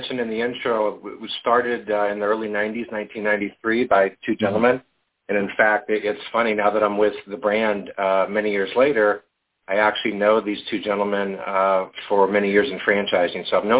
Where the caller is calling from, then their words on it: Colorado, United States; Just north of Denver, Colorado.